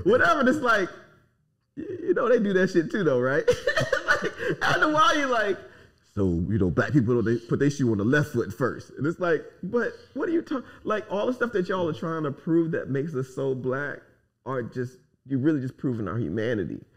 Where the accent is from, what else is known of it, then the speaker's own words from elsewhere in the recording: United States; I'm an American.